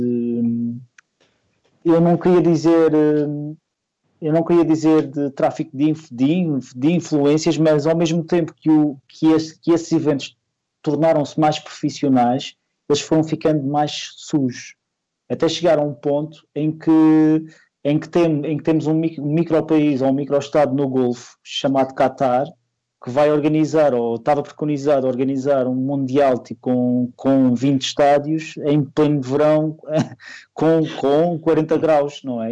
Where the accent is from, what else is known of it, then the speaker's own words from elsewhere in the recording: Madeira, Portugal; eu sou da Madeira